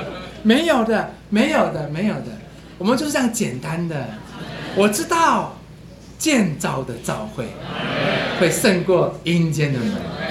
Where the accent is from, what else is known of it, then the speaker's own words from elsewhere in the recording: Luodong, Yilan County, Taiwan; 我在得救没有多久，回到我的家乡，我在罗东，罗东，我就回到罗东教会去